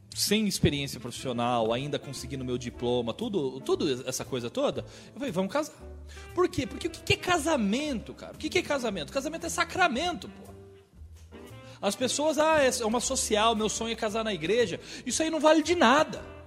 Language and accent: Portuguese; Mogi Guaçu, São Paulo, Brazil; eu sou de daqui de Mogi Guaçu